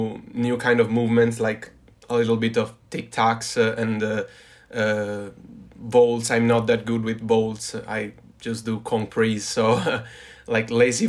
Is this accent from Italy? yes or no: yes; Turin, Piedmont, Italy; I'm from Italy, from Turin, Torino, which is a city in the gloomy north of Italy, in the northwest of Italy.